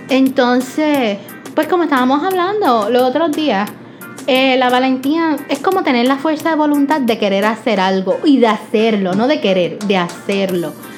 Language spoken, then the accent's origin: Spanish; Puerto Rico; como buen boricua